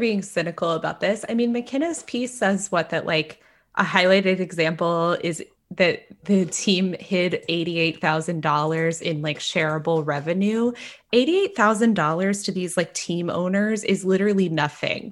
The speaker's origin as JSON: {"language": "English", "region": "Texas", "country": "United States", "said": "as a Texan"}